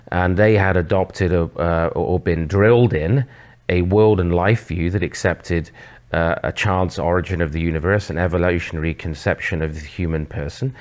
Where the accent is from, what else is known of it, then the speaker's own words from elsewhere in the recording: England, United Kingdom; moved away as an adult; also born or lived in Oxford / Southwest London; now in Canada; I'm actually from England originally